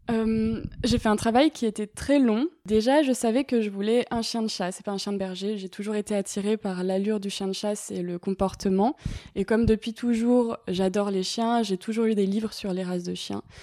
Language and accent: French; Paris, Île-de-France, France; j'ai 23 ans et je suis étudiante en écologie et je suis parisienne. Euh, j'habite dans le 15e, dans mon appartement familial.